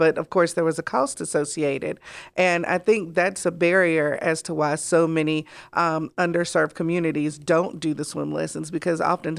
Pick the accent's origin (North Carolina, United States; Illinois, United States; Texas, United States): North Carolina, United States; I mentioned I'm from Gaston County.